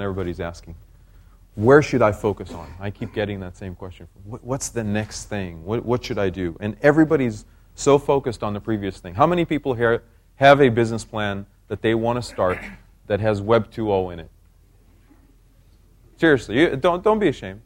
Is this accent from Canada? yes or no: no; Israel; moved away; I was born in Israel